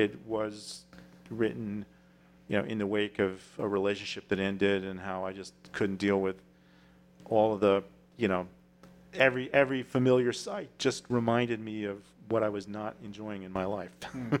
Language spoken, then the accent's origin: English; New York City, New York, United States; I was kind of born and raised in the Figaro Cafe.